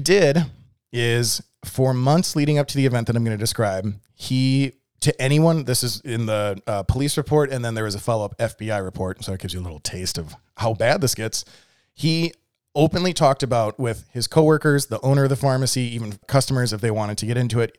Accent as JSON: {"language": "English", "area": "a suburb of Milwaukee", "region": "Wisconsin", "country": "United States", "tie": "born or raised there", "moved": "yes", "lives_now": "Texas, United States", "said": "I grew up in a suburb of Milwaukee."}